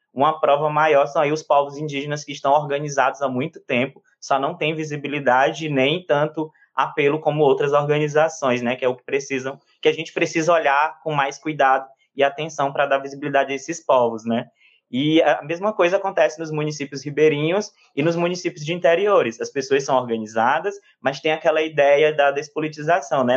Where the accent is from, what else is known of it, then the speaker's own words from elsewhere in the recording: Cabeceiras do Piauí, Piauí, Brazil; accent: piauiês; also born or lived in Teresina; eu me criei aqui, é como se eu tivesse nascido, eu cresci aqui e construí toda a minha vida e história de vida nesse município, né, de Cabeceiras do Piauí